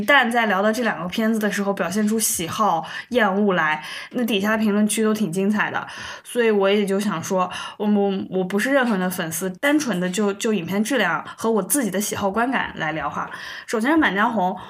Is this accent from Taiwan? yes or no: no; China; 知道我们中国人的这个点到底在哪里。